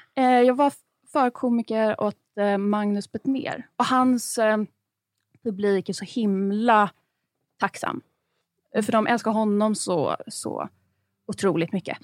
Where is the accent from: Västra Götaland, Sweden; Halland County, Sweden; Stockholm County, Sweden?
Stockholm County, Sweden; Stockholm; Jag är uppväxt på Östermalm, men inte med överklassföräldrar.